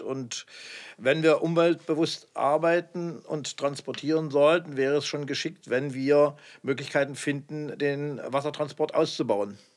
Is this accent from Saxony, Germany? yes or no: yes; Dresden, Saxony, Germany; als Dresdner